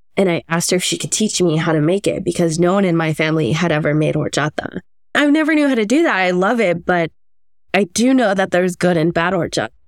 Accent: Los Angeles, California, United States; moved away as an adult; also born or lived in Bay Area, California; now in San Francisco Bay Area, United States; I was born in Southern California, um, in Los Angeles County, as were my parents

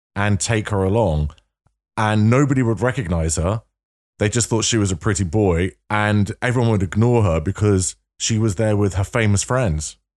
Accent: London, United Kingdom; you do a North London accent, which is where I'm from

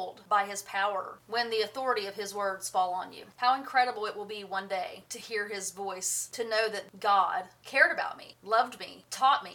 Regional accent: United States; I grew up on the Tennessee River.

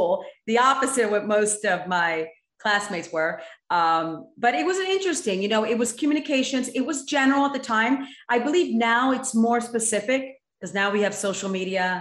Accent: Monmouth County, New Jersey, United States; I grew up in New Jersey in Monmouth County, New Jersey, which is about an hour 15 minutes from New York City

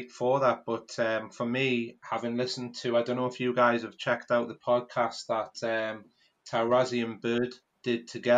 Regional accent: United Kingdom; from being a British person

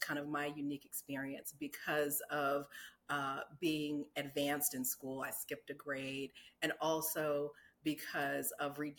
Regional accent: Newport News, Virginia, United States; I grew up in Newport News, Virginia, which is southeastern Virginia, Hampton Roads area.

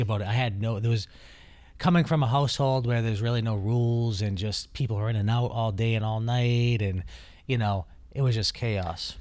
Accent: Taunton, Massachusetts, United States; I grew up in Taunton, Massachusetts

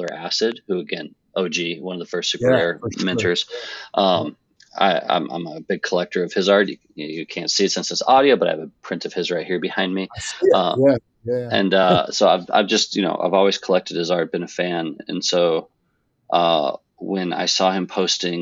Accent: Nebraska, United States; moved away as an adult; also born or lived in Philadelphia / New York; now in Westchester, United States; grew up in Nebraska, went to school in Philadelphia, moved to New York, been here pretty much ever since

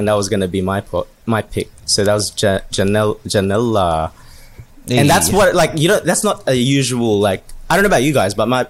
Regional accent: Philippines; at the end of the day, we are Filipino

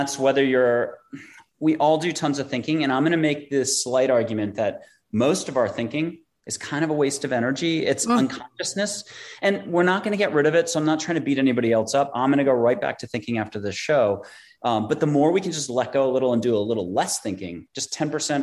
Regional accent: East Coast, United States; moved away as an adult; also born or lived in New York; now in San Antonio, United States; I'm from the East Coast

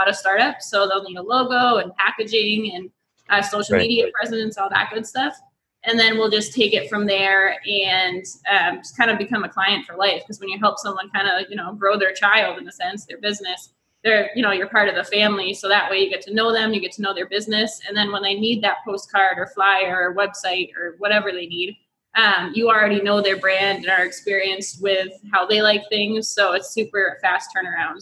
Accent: Massachusetts, United States; moved away as an adult; now in San Diego, United States; I'm from Massachusetts. I moved to San Diego about 6 years ago

